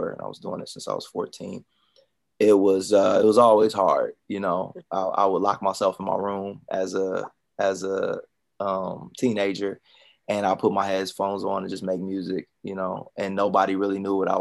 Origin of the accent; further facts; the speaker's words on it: Columbus, Ohio, United States; moved away as an adult; also born or lived in Daytona; I'm from Columbus, Ohio. So I'm from the Midwest